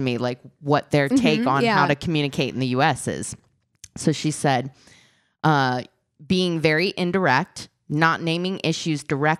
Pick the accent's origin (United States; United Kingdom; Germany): Germany; During the date, he found out I'm from Germany. Apparently, he had simply thought I was from out of state.